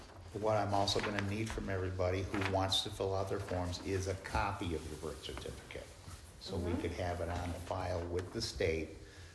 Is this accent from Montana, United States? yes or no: yes; Montana, United States; now in Arizona, United States; I was born in Montana.